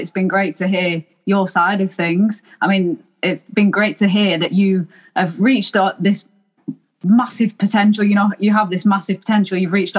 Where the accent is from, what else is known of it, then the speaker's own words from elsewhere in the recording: Manchester, North West England, United Kingdom; I mean, I'm from Manchester.